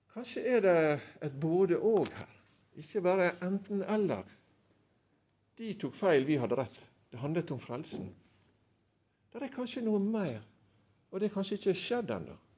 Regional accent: Sunnmøre, Møre og Romsdal, Norway; jeg er sunnmøring egentlig

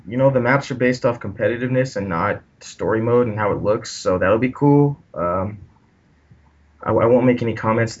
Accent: Central California, United States; I am from California, around Central California.

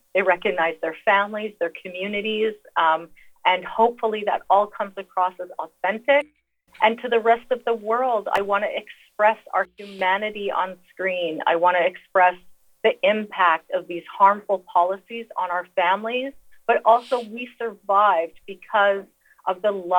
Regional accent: northern Saskatchewan, Canada; I am Cree and Métis. So I'm from the Midwest of Canada in northern Saskatchewan, which is above North Dakota.

